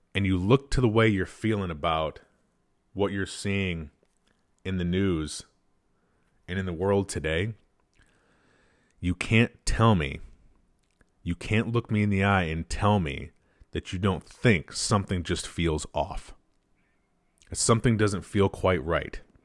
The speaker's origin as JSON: {"language": "English", "country": "United States", "said": "We're Americans. We are American citizens"}